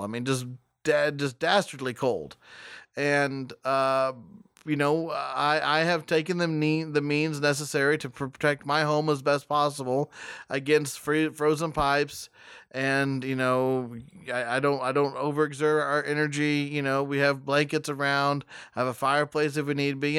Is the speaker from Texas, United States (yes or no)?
yes; West Texas, United States; I was born in West Texas